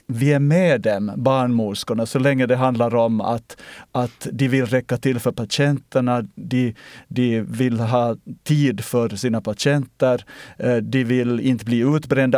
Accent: Ostrobothnia, Finland; now in Sweden; När jag är i svensk Finland så känner jag mig österbottnisk

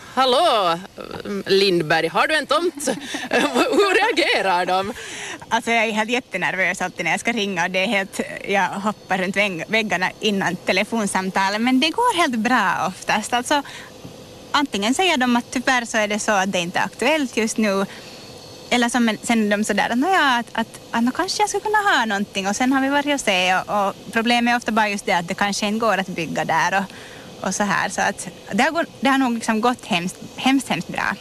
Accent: Virkby, Uusimaa, Finland; Jag är hemma från Virkby och har spenderat en jättestor del av mitt liv här i Kärrin

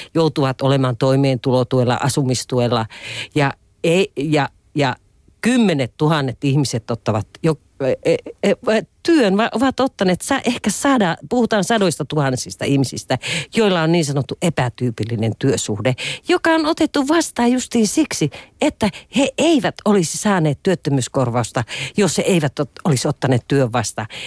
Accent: Lapland, Finland; tuolla maaseudulla, josta itse olen kotoisin Lapista

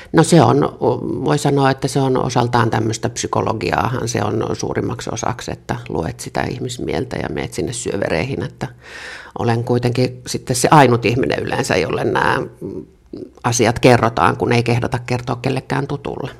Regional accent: Jokela, Uusimaa, Finland; Mä oon kotoisin varmastikin yhdestä Suomen kuuluisimmasta kylästä ei varmaankaan sen takia, että mä olen sieltä kotoisin, vaan siellä tapahtui tämmöinen ikävämpi asia kuin kouluampuminen, eli Jokelasta

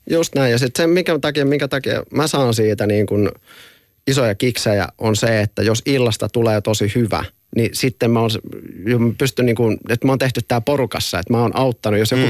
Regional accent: near Forssa, Kanta-Häme, Finland; mä oon Forssa vierestä kotoisin

